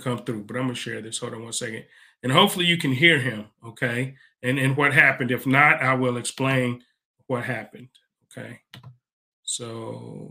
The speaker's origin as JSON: {"language": "English", "country": "United States", "said": "I'm from America. I'm not from Africa"}